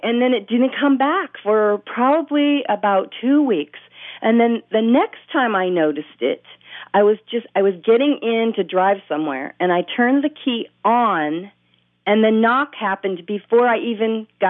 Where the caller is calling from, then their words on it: Bellingham, Washington, United States; I'm calling from Bellingham, Washington.